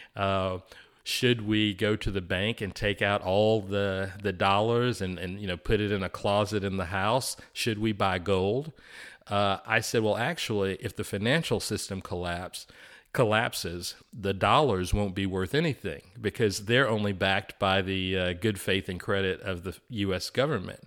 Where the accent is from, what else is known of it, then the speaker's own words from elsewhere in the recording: Chattanooga, Tennessee, United States; born and raised in Alton Park in East Chattanooga.